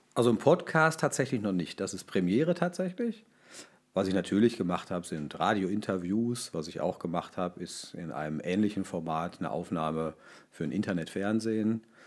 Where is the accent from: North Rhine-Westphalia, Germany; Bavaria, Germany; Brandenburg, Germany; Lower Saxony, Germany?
North Rhine-Westphalia, Germany; Ruhr area; ich komme aus dem Ruhrgebiet